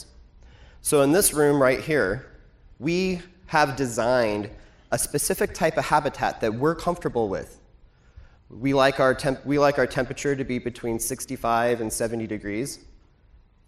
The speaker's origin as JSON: {"language": "English", "town": "Portland", "region": "Oregon", "country": "United States", "said": "I'm from Portland, Oregon"}